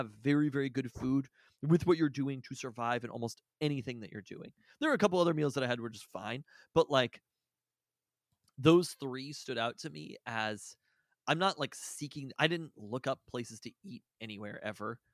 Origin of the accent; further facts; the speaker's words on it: Seattle, Washington, United States; I'm from Seattle